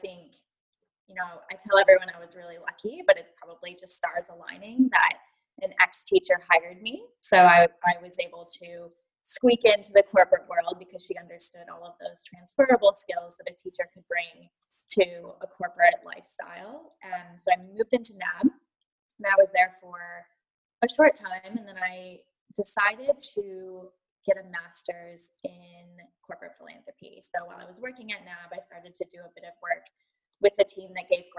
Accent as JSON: {"language": "English", "country": "United States", "moved": "as an adult", "lives_now": "Melbourne, Australia", "said": "So I am American, obviously, with this accent, although I will say Americans think I sound Australian, so I tend to tell people I'm hovering over the Pacific. But about 10 years ago, I moved to Melbourne as a teacher"}